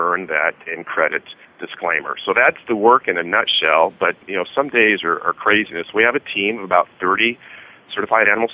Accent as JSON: {"language": "English", "town": "Albuquerque", "region": "New Mexico", "country": "United States", "tie": "born or raised there", "moved": "yes", "said": "New Mexico, my home state. I grew up in Albuquerque"}